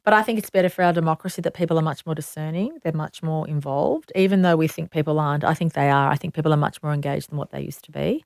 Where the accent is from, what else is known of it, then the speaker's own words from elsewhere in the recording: Sydney, New South Wales, Australia; I'm so proud to, to be born in Sydney, New South Wales, Australia.